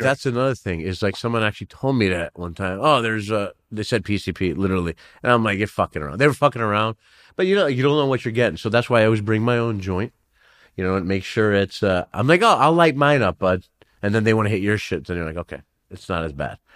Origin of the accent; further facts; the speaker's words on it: New York City, New York, United States; now in Los Angeles area, United States; so I'm from New York. I'm born in Flushing, Queens originally